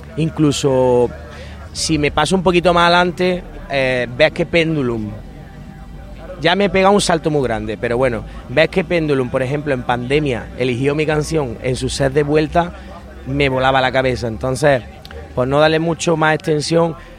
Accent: Lucena, Andalusia, Spain; yo soy de Lucena, en Córdoba

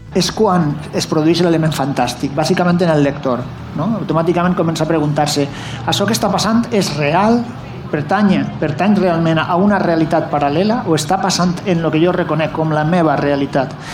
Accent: Valencian Community, Spain; jo sóc valencià

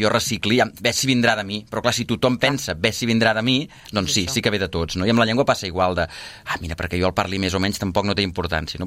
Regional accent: Catalonia, Spain; first language Catalan; català de llengua materna catalana que volta per Catalunya parlant del català

